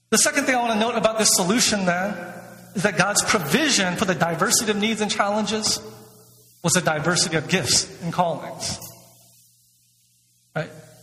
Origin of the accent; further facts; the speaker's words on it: Atlanta, Georgia, United States; my hometown of Atlanta